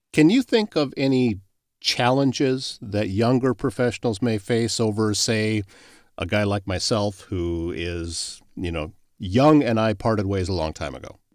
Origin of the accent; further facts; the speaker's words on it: Pocahontas County, northwest Iowa, United States; I grew up in Pocahontas County and up in northwest Iowa.